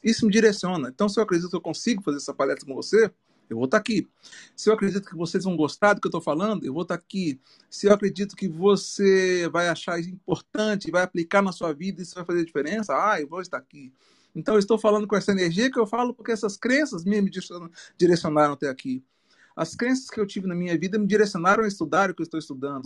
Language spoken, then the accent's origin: Portuguese; Minas Gerais, Brazil; now in Natal, Brazil; Eu sou mineiro